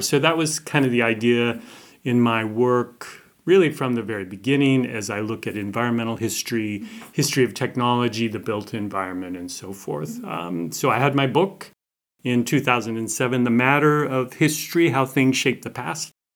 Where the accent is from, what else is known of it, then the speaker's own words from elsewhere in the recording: Montana, United States; I'm from Montana, which is in the northern Rockies in the United States